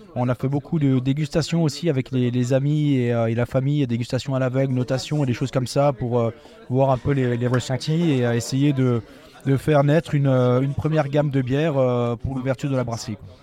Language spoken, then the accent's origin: French; Eguisheim, Grand Est, France; je suis originaire d'Eguissem, donc un petit village viticole à côté de Colmar